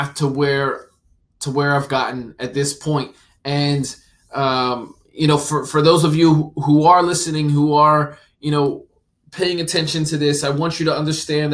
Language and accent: English; New Jersey, United States; I'm from New Jersey and lived in New Jersey